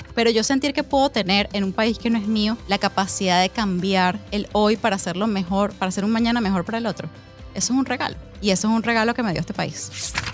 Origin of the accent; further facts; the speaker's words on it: Venezuela; moved away as an adult; mi país